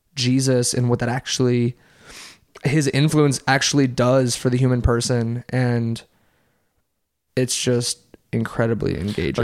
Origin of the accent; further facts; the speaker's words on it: Covington, Louisiana, United States; also born or lived in New Orleans, Louisiana; I was born right outside of New Orleans, and I moved to Covington, Louisiana.